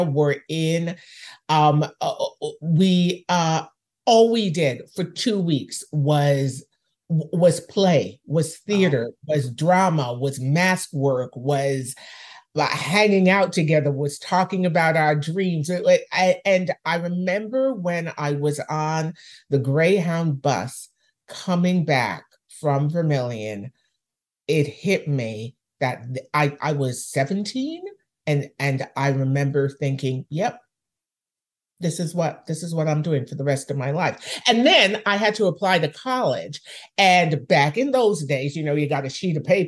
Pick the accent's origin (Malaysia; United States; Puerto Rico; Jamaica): Jamaica; now in Canada; I was raised in Jamaica